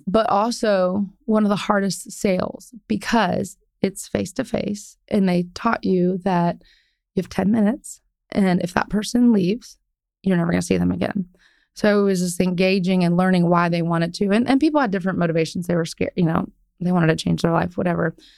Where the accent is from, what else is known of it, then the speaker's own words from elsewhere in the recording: Ohio, United States; moved away as an adult; now in Dallas, United States; I grew up in Ohio